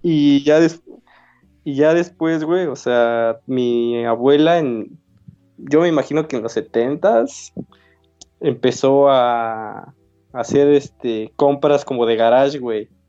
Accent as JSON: {"language": "Spanish", "country": "Mexico", "said": "como mexicano"}